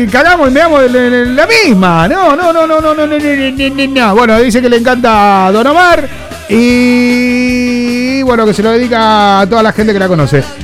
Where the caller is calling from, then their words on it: Mar del Plata, Buenos Aires Province, Argentina; soy de Mar del Plata, Argentina.